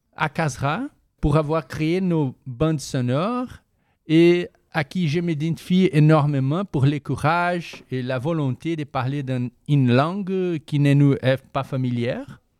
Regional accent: Brazil; French is a second language; moved away as an adult; now in Canada; je viens du Brésil

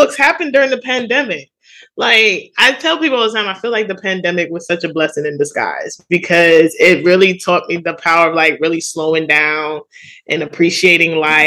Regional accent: New York City, New York, United States; I grew up in Jamaica, Queens

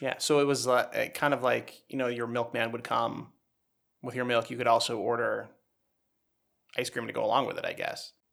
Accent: United States

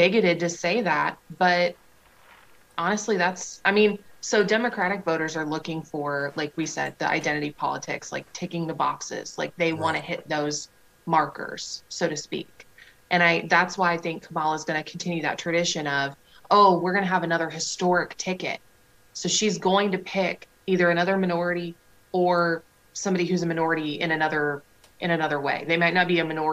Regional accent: Indiana, United States; I'm from Indiana

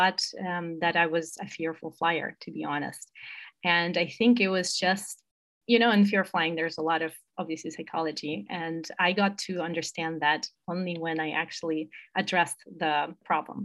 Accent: Moscow, Russia; moved away as an adult; also born or lived in United States; I'm originally from Moscow, Russia, and I studied abroad in the US

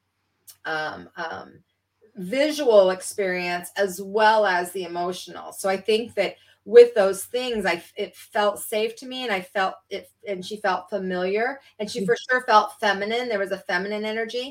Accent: Salt Lake City, Utah, United States; I was raised in Salt Lake City, Utah

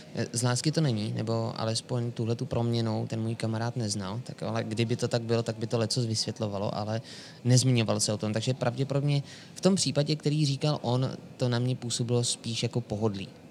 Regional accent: Sokolov, Karlovy Vary Region, Czechia; u nás v Sokolově

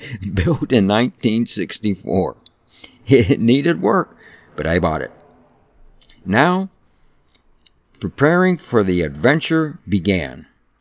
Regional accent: New Kensington, Pennsylvania, United States; moved away; also born or lived in San Francisco Bay Area, California; taking a boat from my hometown to see America by water.

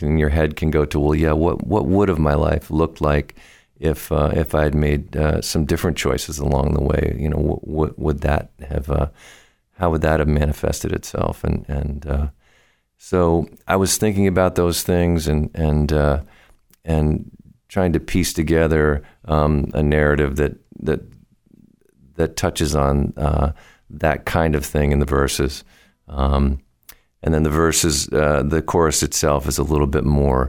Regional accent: Vermont, United States; moved away as an adult; now in Boston, United States; I was born in Vermont and moved down here to the Boston music scene several years ago, 25 years ago or so

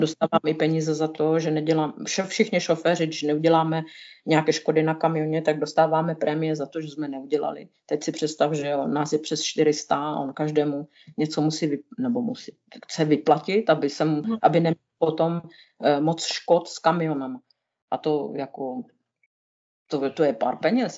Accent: Moravia, Czechia; moved away as an adult; now in Switzerland; já jsem z Moravy

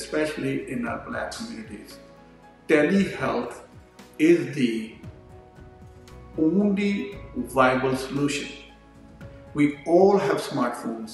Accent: India; moved away as an adult; also born or lived in New York; I'm a physician from India.

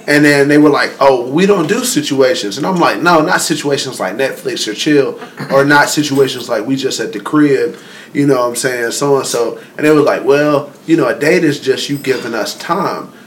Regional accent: North Carolina, United States; we're from North Carolina

